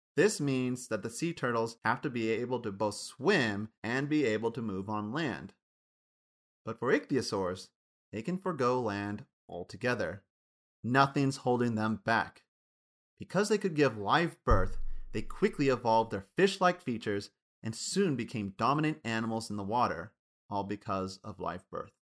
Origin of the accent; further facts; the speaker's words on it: Kansas, United States; Where I grew up from in Kansas